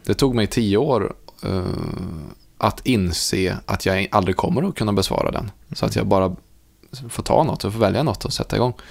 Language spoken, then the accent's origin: Swedish; Munkfors, Värmland, Sweden; bygden som jag växte upp i, alltså Munkfors